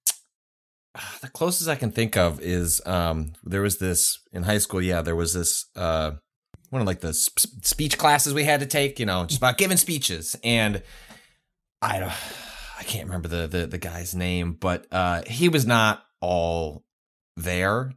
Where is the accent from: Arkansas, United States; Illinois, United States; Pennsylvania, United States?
Illinois, United States; Chicago; moved away as an adult; also born or lived in San Francisco / Los Angeles; I'm from Chicago